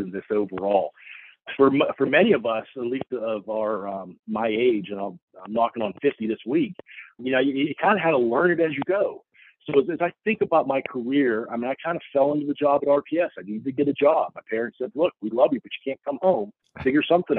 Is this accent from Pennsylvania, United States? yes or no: yes; Keisport, Pennsylvania, United States; moved away as an adult; now in Des Moines, United States; I grew up in Keysport, Pennsylvania, which is just southeast of Pittsburgh